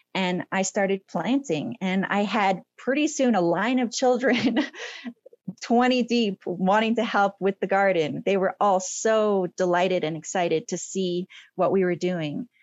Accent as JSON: {"language": "English", "region": "Colorado", "country": "United States", "tie": "born or raised there", "said": "I was born in Colorado."}